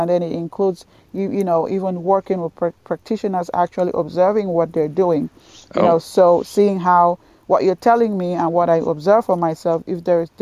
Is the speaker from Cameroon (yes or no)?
yes; Cameroon; moved away as an adult; also born or lived in London / Scotland / Tallahassee, Florida; I was born in Cameroon in West Africa